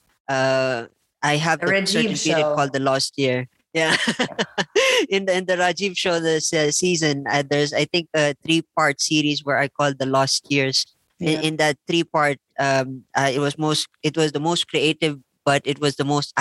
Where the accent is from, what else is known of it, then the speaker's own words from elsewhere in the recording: Philippines; moved away as an adult; also born or lived in India; now in La Trinidad, Philippines; I grew up in the Philippines, actually. And then 2005, I left. And then I went to India